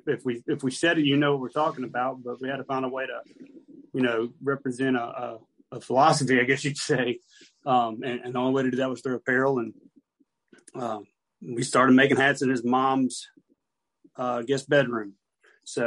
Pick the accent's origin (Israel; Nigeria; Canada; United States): United States; Raymond, Mississippi; moved away as an adult; now in North Georgia, United States; I'm from originally from Raymond, Mississippi, just moved to North Georgia